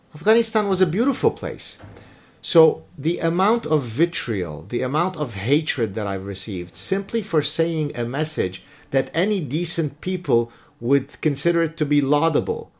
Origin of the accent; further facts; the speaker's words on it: Lebanon; moved away; I'm a refugee from Lebanon